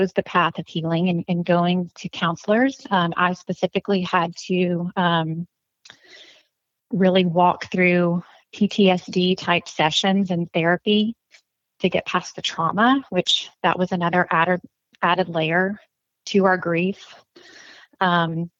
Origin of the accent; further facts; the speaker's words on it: North Louisiana, United States; now in Acadiana, United States; I'm from North Louisiana, but living in Acadiana